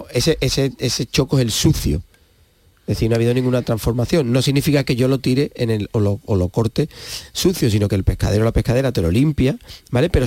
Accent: Andalusia, Spain; que somos de Huelva tenemos ese concepto metido desde chico.

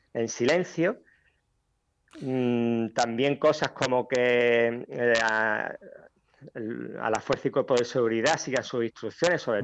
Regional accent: Ceuta, Spain; natural de Ceuta

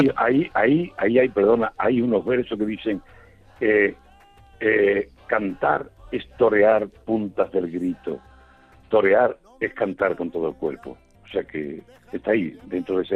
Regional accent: Aznalcázar, Andalusia, Spain; en mi pueblo

